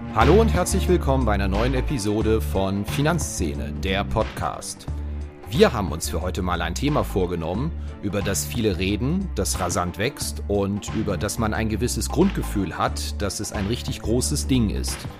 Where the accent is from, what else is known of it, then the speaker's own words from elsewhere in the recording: Rhineland, Germany; accent: Rhenish; Ich komme aus dem Rheinland